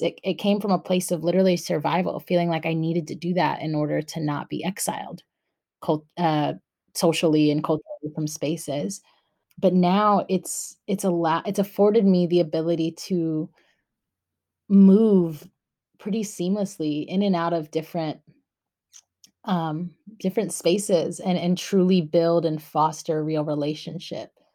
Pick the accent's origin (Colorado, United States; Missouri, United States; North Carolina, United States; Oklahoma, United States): North Carolina, United States; also born or lived in Long Beach, California / Orange County, California / Guatemala; I was born in Long Beach, California, um, and then when I was eight, moved to North Carolina with my mom.